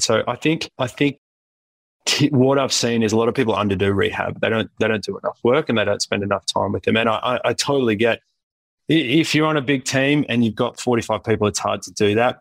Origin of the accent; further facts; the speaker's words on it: Wollongong, New South Wales, Australia; moved away; I'm originally from Wollongong